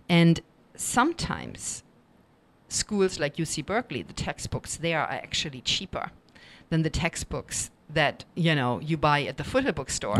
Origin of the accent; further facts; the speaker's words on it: Germany; accent: German; English is a second language; moved away; being a non-native speaker, I'm sure you've by now noticed my German accent